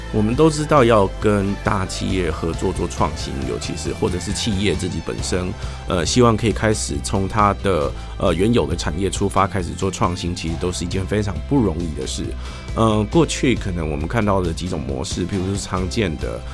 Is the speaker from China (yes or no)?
no; Taiwan; 我们台湾人